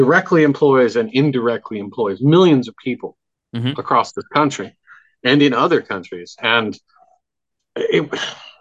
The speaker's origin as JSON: {"language": "English", "region": "Midwest", "country": "United States", "tie": "born or raised there", "said": "being a kid growing up in the Midwest before the internet was really a thing"}